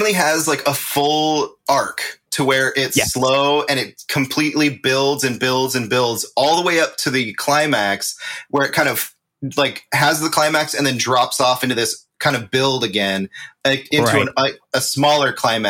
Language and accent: English; California, United States; born or raised there